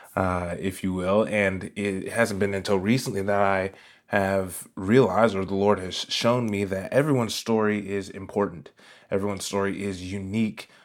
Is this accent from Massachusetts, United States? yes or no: no; Raleigh, North Carolina, United States; I was born in Raleigh, North Carolina, and, uh, I was one of those kids that was always in church